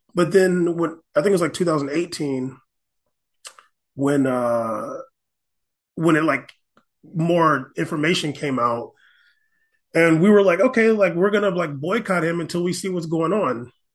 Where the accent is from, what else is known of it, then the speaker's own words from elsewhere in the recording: United States; I'm American